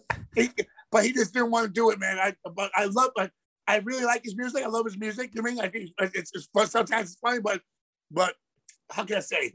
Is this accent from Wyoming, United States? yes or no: no; New York City, New York, United States; I, am from Queens